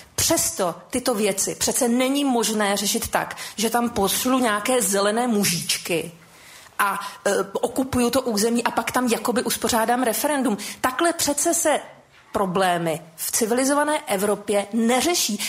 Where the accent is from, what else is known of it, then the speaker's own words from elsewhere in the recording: Crimea, Ukraine; Czech is a second language; now in Czech Republic; Já jsem se narodila na Krymu. Do roku 2000 jsem tam žila.